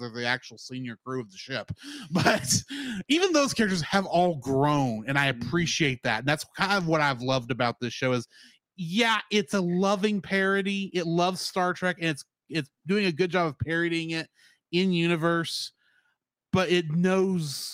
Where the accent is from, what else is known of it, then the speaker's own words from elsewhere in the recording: Texas, United States; as a Texan